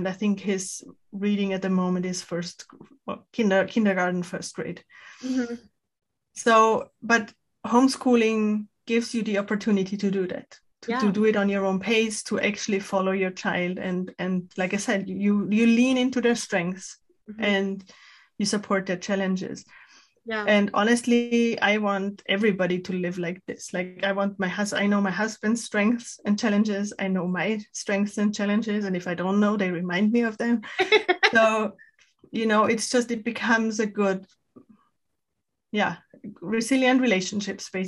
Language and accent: English; Austria; English is a second language; now in United States; I'm Austrian, my husband is Spanish